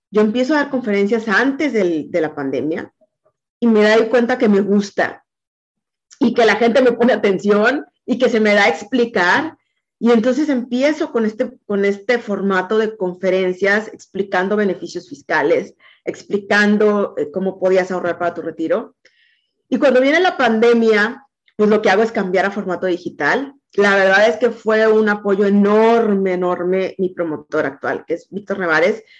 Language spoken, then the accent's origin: Spanish; Veracruz, Mexico; moved away as an adult; now in Monterrey, Mexico; yo soy de Veracruz, pero ya tengo 26 años viviendo acá en Monterrey